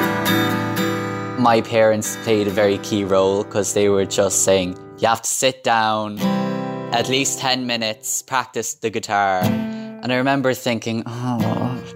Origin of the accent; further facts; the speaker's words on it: Crosserlough, County Cavan, Ulster, Ireland; I'm from Crushalock, County Cavan.